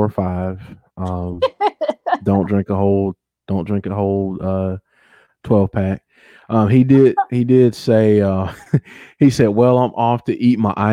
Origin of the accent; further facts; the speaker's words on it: the South, United States; I'm from the South